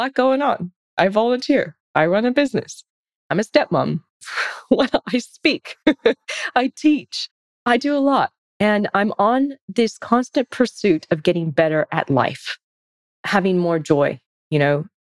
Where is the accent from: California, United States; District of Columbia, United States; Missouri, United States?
California, United States; moved away as an adult; now in Sydney, Australia; I'm originally from the States, from California. Been in Sydney since 2003